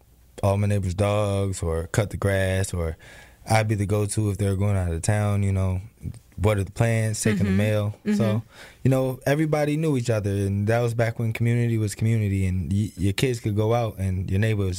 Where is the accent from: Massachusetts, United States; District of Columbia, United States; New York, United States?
District of Columbia, United States; Washington; moved away; Yes, I was born in Northeast D.C.